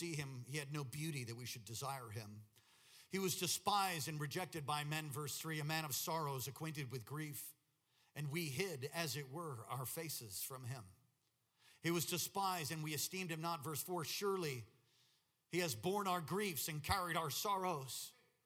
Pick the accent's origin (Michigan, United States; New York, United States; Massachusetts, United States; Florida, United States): New York, United States; moved away; I'm from New York, so if I start talking fast, you'll understand